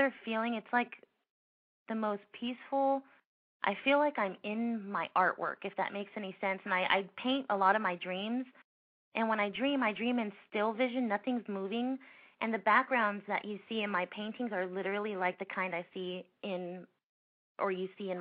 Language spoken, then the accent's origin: English; Los Angeles, California, United States; now in Orange County, United States; I grew up in the San Fernando Valley, which is a little bit away from Los Angeles. I'm in Orange County now